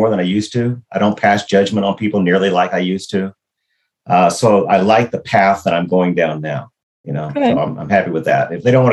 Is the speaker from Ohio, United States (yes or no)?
no; Brownsville, Texas, United States; Born and raised in Brownsville, Texas, across from Matamoros, Mexico